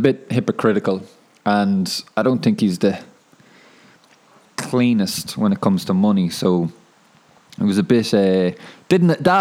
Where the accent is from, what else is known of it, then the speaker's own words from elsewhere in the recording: Ireland; now in Wellington, New Zealand; I'm from Ireland.